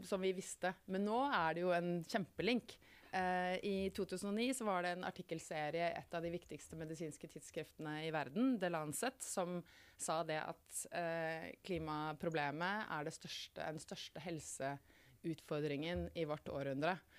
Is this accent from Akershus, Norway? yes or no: no; Muggerud, Buskerud, Norway; jeg vokste opp uh, utenfor Kongsberg, på et sted som ikke så mange har hørt om, som heter Muggerud